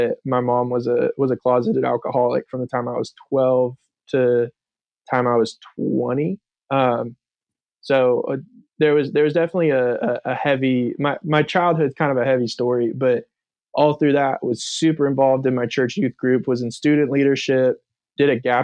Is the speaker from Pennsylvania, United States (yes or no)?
no; Thousand Oaks, California, United States; now in Charleston, United States; I grew up in Southern California in a town called Thousand Oaks